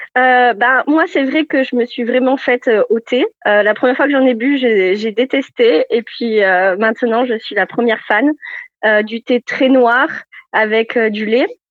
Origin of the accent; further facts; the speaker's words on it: France; moved away as an adult; also born or lived in Orkney Islands, Scotland; now in Edinburgh, United Kingdom; en tant que Français en Écosse